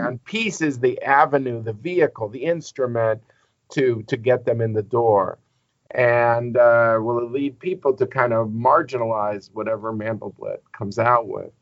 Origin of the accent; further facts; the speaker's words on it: United States; As an American